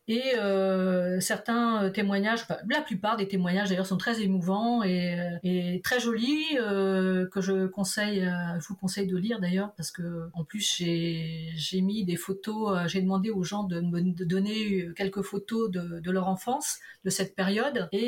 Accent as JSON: {"language": "French", "country": "Portugal", "said": "on la comprend très bien, surtout quand on est portugais, on, arrive bien à la comprendre."}